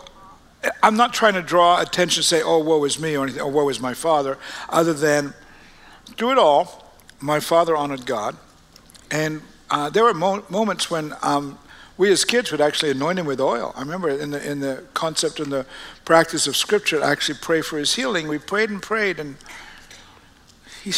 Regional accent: Australia; moved away; We're born and raised in Australia, all of us, and going back to the early 1800s

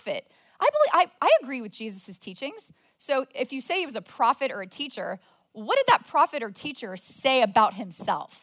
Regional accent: Plano, Texas, United States; I was born and raised in Plano

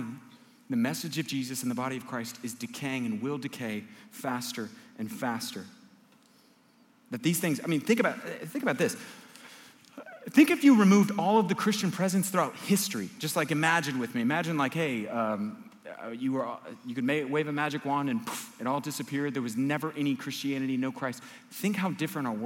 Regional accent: United States; I'm an American

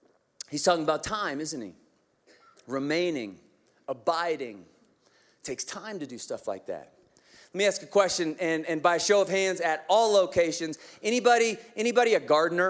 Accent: Kansas, United States; I'm from Kansas.

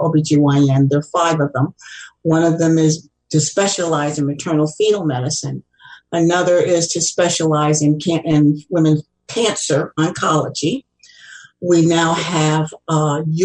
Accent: Kansas City, Missouri, United States; also born or lived in Ann Arbor, Michigan; I am a fourth-generation Kansas Cityan. I grew up in Kansas City.

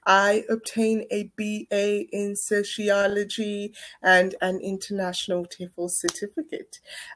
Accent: Dublin, Leinster, Ireland; I'm from Ireland, Dublin.

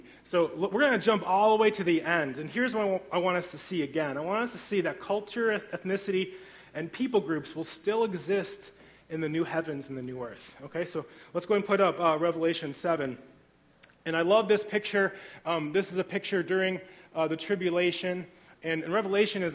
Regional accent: Griffith, Indiana, United States; I grew up in Griffith, Indiana, so I'm a region rat

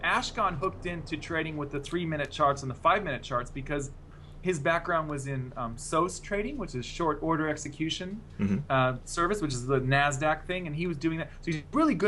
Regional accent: United States; now in Australia; as an American living in Australia

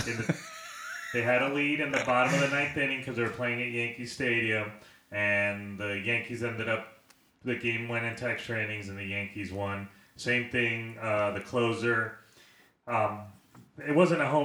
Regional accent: Puerto Rico; moved away; I grew up in Puerto Rico

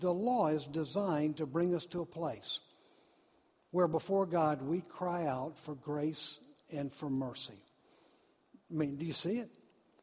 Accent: Deep South, United States; I grew up in the South, the deep South

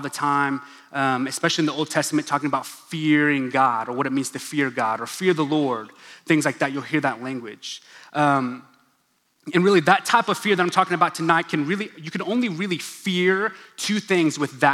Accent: Stillwater, Oklahoma, United States; first language English; I'm an Oklahoman. I grew up in Stillwater, Oklahoma.

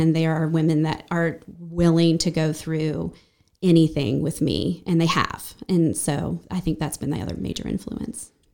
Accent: Brevard, North Carolina, United States; also born or lived in Asheville; I spent the first thirteen years in Brevard

